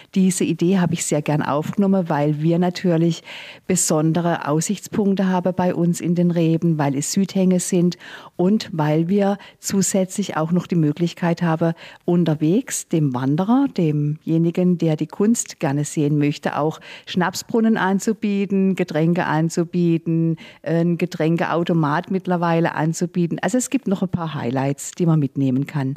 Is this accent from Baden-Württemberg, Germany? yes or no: yes; the area around Sasbachwalden, Baden-Württemberg, Germany; bin ich hier in der Gegend aufgewachsen